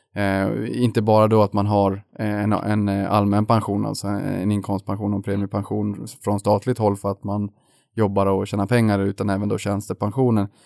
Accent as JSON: {"language": "Swedish", "town": "Boden", "region": "Norrbotten County", "country": "Sweden", "tie": "born or raised there", "moved": "yes", "said": "jag är uppväxt i Boden"}